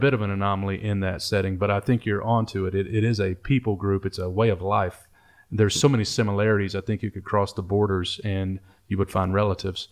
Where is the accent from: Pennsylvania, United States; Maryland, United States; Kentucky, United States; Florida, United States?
Kentucky, United States; eastern; also born or lived in Detroit, Michigan; I grew up in a trailer in eastern Kentucky